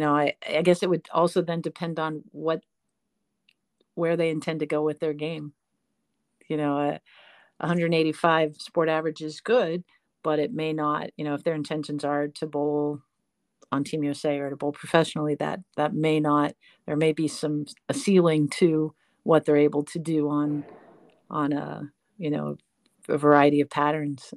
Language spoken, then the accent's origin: English; San Francisco, California, United States; moved away as an adult; also born or lived in Delaware / Texas; now in North Carolina, United States; I was born and raised in San Francisco